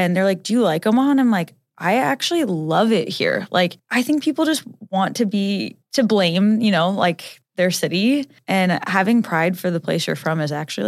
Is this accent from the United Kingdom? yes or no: no; Jamaica; like I'm from Jamaica and you guys are like trying to come vacation in my country.